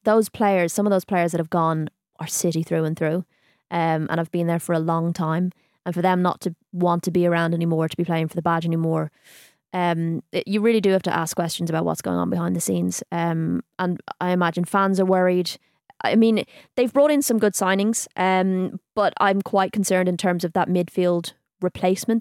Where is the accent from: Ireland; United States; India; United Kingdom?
Ireland; being Irish